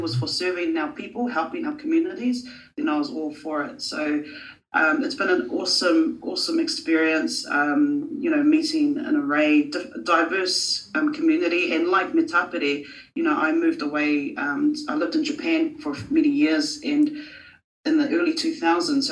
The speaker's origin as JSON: {"language": "English", "town": "Porirua", "region": "Wellington", "country": "New Zealand", "tie": "born or raised there", "said": "I was born and raised in Porirua"}